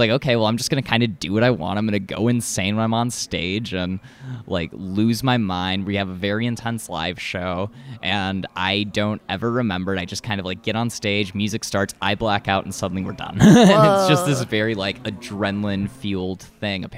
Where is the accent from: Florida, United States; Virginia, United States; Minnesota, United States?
Minnesota, United States; we're Minnesotan